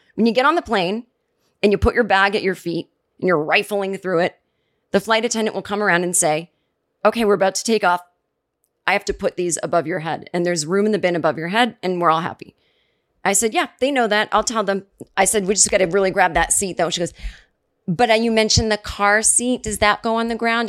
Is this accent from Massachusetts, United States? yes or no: yes; Massachusetts, United States; now in Brooklyn, United States; I'm from the East Coast